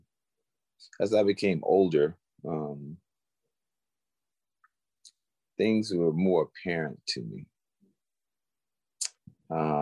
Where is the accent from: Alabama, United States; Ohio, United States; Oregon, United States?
Alabama, United States; Florence; growing up in the South, the Deep South, a little town in Alabama called Florence.